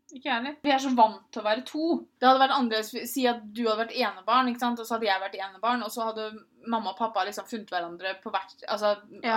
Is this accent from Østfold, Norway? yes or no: yes; Moss, Østfold, Norway; also born or lived in Tønsberg; I Moss hadde jeg Pia, jeg hadde mamma og pappa, jeg hadde alle vennene mine